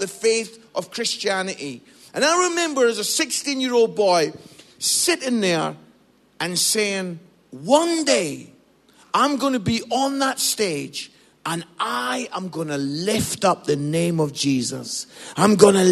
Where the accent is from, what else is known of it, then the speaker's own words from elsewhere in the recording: Scotland, United Kingdom; also born or lived in Musselburgh, Scotland; now in England; I'm Scottish